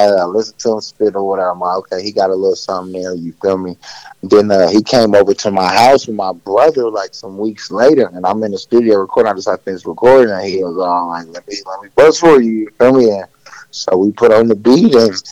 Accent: Oakland, California, United States; now in Las Vegas, United States; Oakland raised me, you feel me, real Bay Boy out here

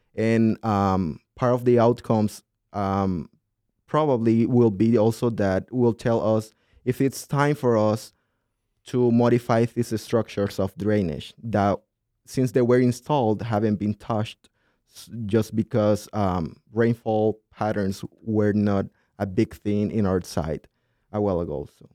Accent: southern Honduras, Honduras; moved away as an adult; now in Minnesota, United States; I grew up in a city that's, um, very well developed for agriculture in this southern part of Honduras

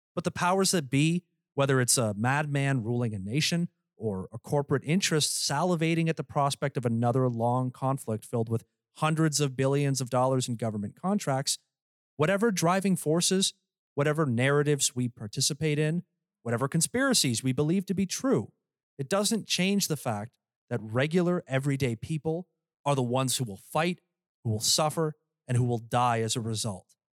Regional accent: Canada; I'm Canadian

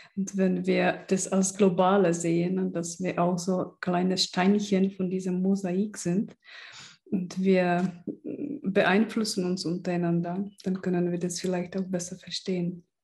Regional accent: Czechia; moved away; ich bin auch in der Tschechei aufgewachsen im Kommunismus

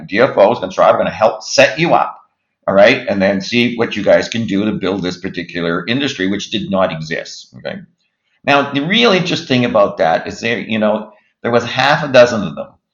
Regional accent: Moncton, New Brunswick, Canada; born there; I was born in Moncton, so that was the that was the, the result of that in 1958.

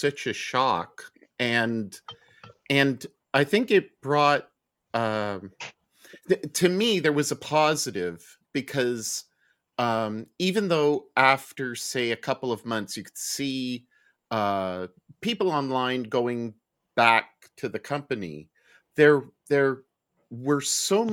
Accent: Montreal, Quebec, Canada; now in Halifax, Canada; I grew up in Montreal

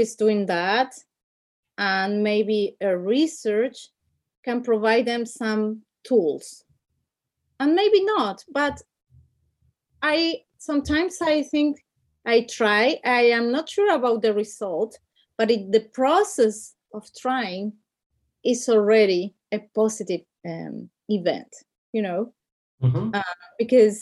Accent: Argentina; English is a second language; also born or lived in Brussels; now in Spain; I'm from Argentina

